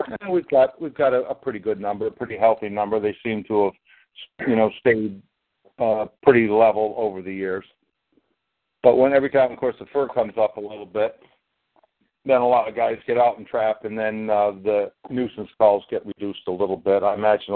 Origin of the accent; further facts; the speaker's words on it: upstate New York, United States; I'd say New York